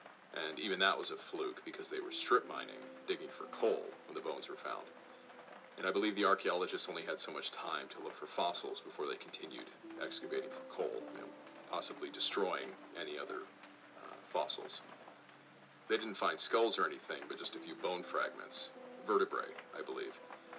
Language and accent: English; Tennessee, United States; I was transferred to Fort Campbell in Kentucky, which happened to be very near my hometown in Tennessee.